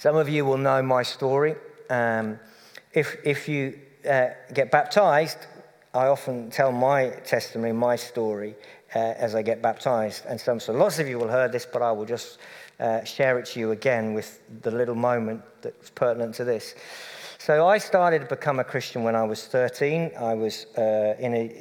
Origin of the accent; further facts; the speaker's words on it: Cambridge, East of England, United Kingdom; moved away; I come from Cambridge, the home of appalling football